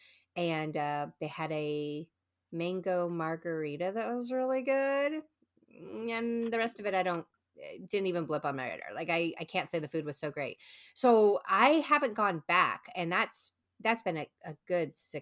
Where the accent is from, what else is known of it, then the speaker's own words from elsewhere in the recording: Texas, United States; I'm from Texas